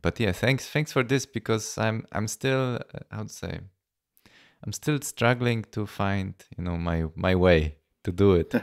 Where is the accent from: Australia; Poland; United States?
Poland; now in Vienna, Austria; Polish because I'm from Poland.